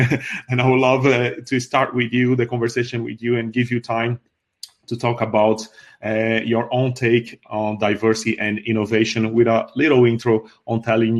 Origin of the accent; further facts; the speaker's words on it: Brazil; now in Ireland; I live in Ireland, work as a tech recruiter in Ireland, have been here for the past 10 years. I was born in Brazil to Congolese parents.